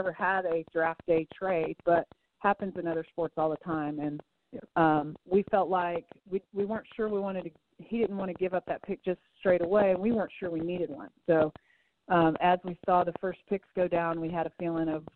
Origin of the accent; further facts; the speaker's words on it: United States; I'm an American